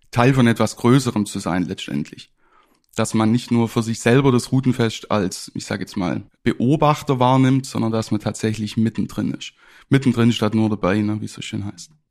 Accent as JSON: {"language": "German", "town": "Ravensburg", "region": "Baden-Württemberg", "country": "Germany", "tie": "born or raised there", "also_born_or_lived": "Ireland / Halle (Saale)"}